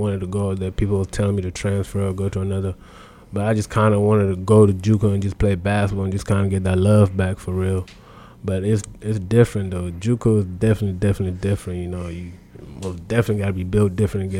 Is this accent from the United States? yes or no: no; Adelaide, South Australia, Australia; also born or lived in South Sudan / Canberra; I was born in South Sudan, and then my family went to Australia when I was about 9